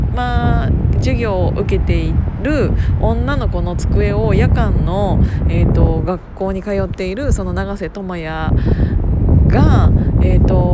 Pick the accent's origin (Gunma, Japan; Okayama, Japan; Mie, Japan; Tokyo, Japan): Gunma, Japan; Kiryu; 群馬県桐生市っていうところで生まれ育って